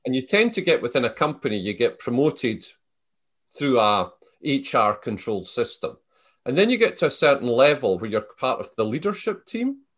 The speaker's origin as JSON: {"language": "English", "town": "Selkirk", "region": "Scotland", "country": "United Kingdom", "tie": "born or raised there", "moved": "as an adult", "said": "I was born in the Scottish Borders. So, the, the town I was born in, Selkirk, my family have been there for four hundred years."}